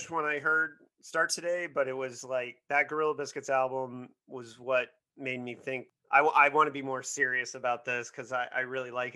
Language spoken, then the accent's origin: English; Bloomington, Indiana, United States; I grew up in Bloomington, which is like the Berkeley of Indiana.